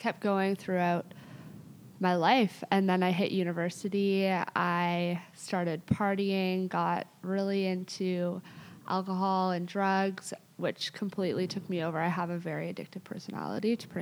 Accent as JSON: {"language": "English", "town": "Toronto", "region": "Ontario", "country": "Canada", "tie": "born or raised there", "said": "I grew up in Toronto"}